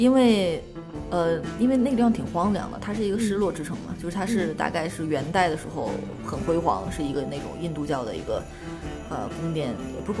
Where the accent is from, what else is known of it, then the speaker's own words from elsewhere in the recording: Shenzhen, Guangdong, China; also born or lived in Northeast China; now in Beijing, China; 我和就是东北这个故乡，呃的跟我的一个关系，包括我，因为我后来在深圳长大，包括我现在又在北京生活了很多年